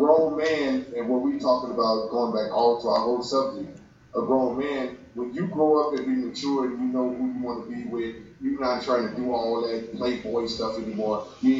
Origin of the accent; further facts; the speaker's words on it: St. Louis, Missouri, United States; I'm straight from the Cocker, from the hood.